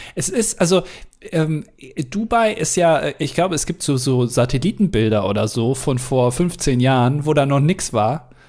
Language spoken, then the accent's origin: German; Germany; als Deutscher